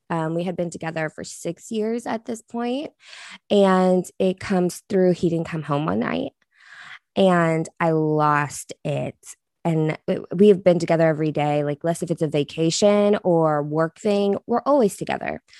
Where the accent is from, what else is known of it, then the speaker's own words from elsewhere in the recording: Oklahoma, United States; moved away; I'm from Oklahoma, which is like meth capital, right? Like, that's where I'm originally from